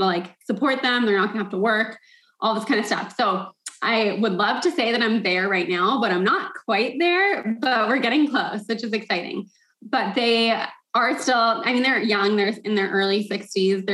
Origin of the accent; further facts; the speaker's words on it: United States; I was born in the States